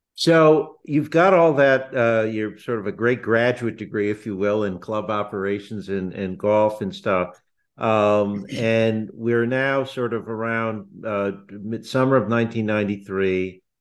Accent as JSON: {"language": "English", "region": "Northeast", "country": "United States", "tie": "born or raised there", "also_born_or_lived": "Chicago", "moved": "yes", "said": "I grew up in the Northeast"}